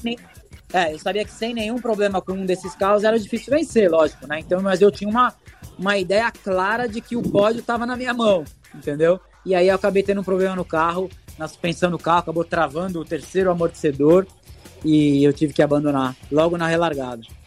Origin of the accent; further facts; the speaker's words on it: Brazil; also born or lived in Italy; Eu sou brasileiro